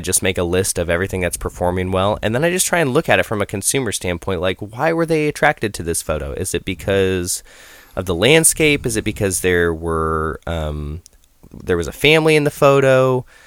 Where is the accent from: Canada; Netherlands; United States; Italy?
United States; Idaho; moved away; I grew up in Idaho